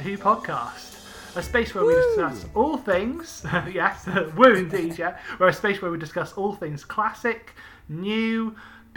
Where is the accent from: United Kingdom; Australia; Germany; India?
United Kingdom; growing up in Britain